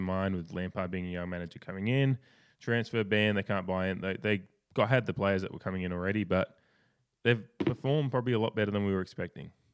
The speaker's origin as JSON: {"language": "English", "country": "Australia", "said": "as an Australian"}